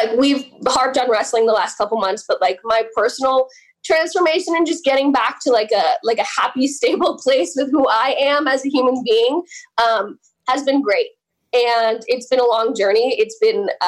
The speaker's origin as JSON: {"language": "English", "town": "Oak Ridge", "region": "New Jersey", "country": "United States", "tie": "born or raised there", "said": "That is where I grew up. Vernon is 25 minutes from where I grew up"}